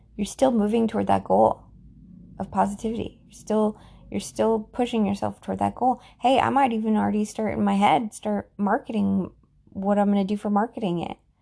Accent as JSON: {"language": "English", "country": "United States", "said": "as an American, I am an American"}